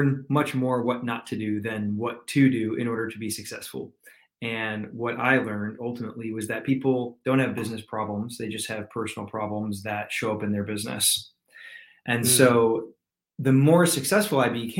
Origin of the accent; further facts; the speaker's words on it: Michigan, United States; also born or lived in California; now in Atlanta, United States; I'm originally from Michigan, believe it or not, but I reside in Atlanta, Georgia these days